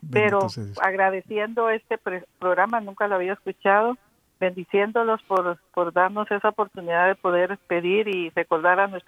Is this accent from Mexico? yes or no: no; Guatemala; Aquí saludándolos desde New Jersey. Soy de Guatemala.